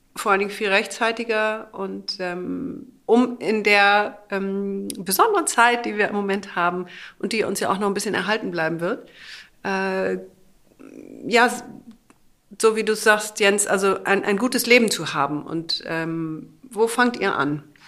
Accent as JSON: {"language": "German", "area": "the North", "region": "Northern Germany", "country": "Germany", "said": "wir kommen aus dem Norden"}